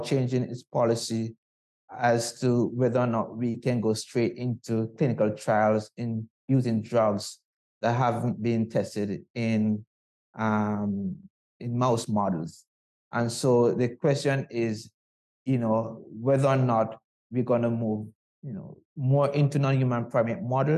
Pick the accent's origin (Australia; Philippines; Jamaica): Jamaica; moved away; growing up in Jamaica